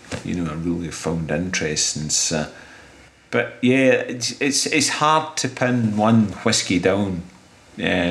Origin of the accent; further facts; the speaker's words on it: Carradale, Scotland, United Kingdom; also born or lived in Campbeltown; I was born in Campbelltown. I was brought up in Carradale, which is a small village slightly further north.